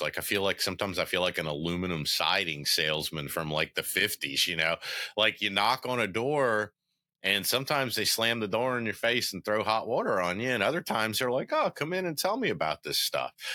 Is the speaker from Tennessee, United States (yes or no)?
yes; Memphis, Tennessee, United States; I was born in Memphis, Tennessee.